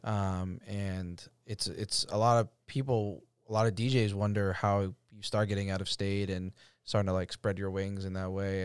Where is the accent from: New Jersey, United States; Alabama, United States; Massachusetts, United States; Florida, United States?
Massachusetts, United States; Roslindale; my, uh, childhood home, it's on American Legion, which is, like, where I grew up